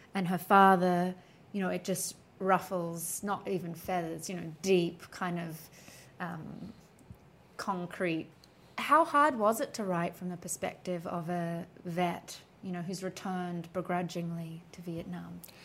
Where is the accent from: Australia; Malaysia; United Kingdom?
Australia; as an Australian